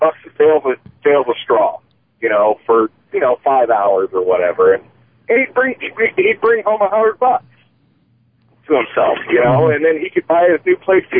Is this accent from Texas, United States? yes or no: no; Illinois, United States; I grew up in the Midwest. I'm from Illinois, okay?